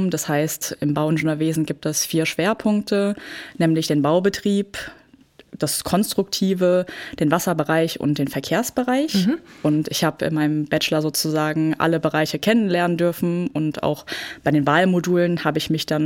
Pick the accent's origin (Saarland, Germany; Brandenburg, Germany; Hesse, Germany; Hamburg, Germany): Hesse, Germany; Frankfurt; Ja, genau. Ich bin gebürtige Frankfurterin.